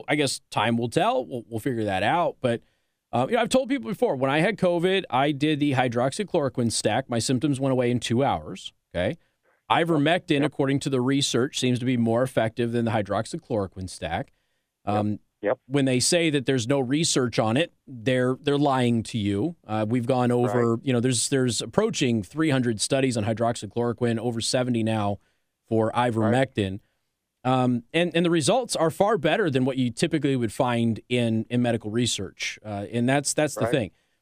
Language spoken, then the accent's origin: English; Nevada, United States; moved away; also born or lived in Tacoma, Washington; I'm from Nevada